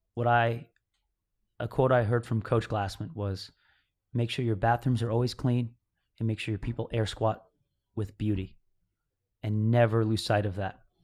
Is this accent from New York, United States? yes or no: yes; upstate New York, United States; I was born in New York. I think a, a little town called Mayapack, New York. Yeah. So, I mean, That's where I grew up, around that area, like upstate New York